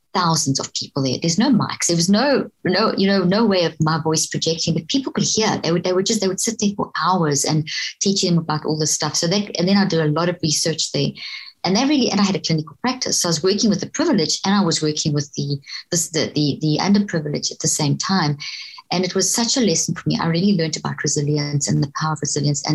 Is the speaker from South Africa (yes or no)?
yes; South Africa; moved away as an adult; also born or lived in Zimbabwe; now in Texas, United States; grew up in South Africa, and went to university in South Africa